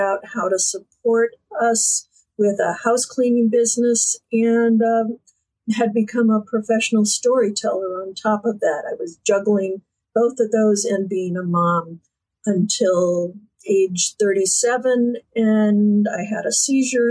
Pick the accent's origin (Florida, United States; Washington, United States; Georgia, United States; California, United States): Florida, United States; Fort Lauderdale; moved away as an adult; now in south of Boston, United States; I was born in Fort Lauderdale